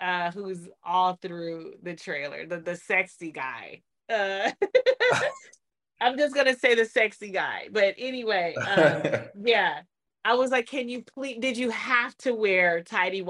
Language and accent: English; Detroit, Michigan, United States; I'm from Detroit